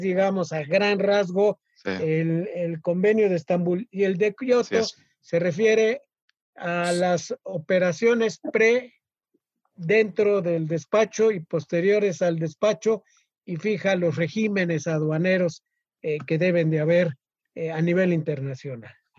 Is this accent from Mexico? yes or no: yes; Mexico; como mexicanos